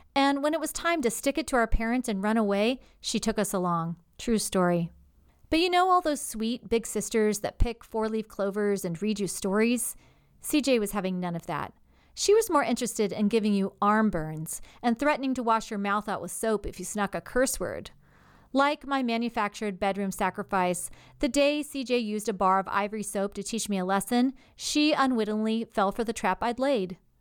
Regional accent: the South, United States; as a girl growing up in the South, even in the nineteen eighties

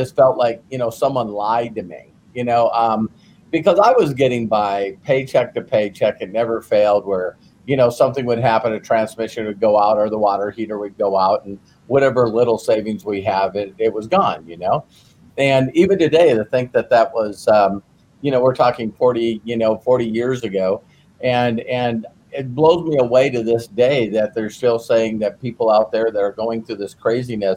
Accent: North Dakota, United States; I grew up in North Dakota

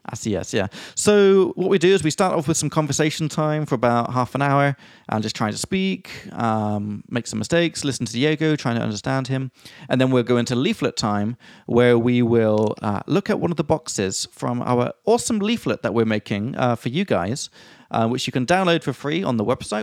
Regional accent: England, United Kingdom; I'm from England

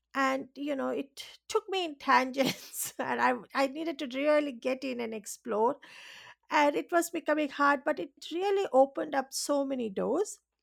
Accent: India; English is a second language; now in Australia; I was born and raised in India, and, um, you know, even in that, uh, I was raised in an island

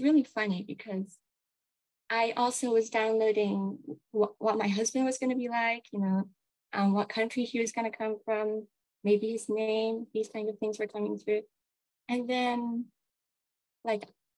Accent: Kenya; also born or lived in America (ancestry); now in Japan; I was born in Kenya at home in my mother's bedroom

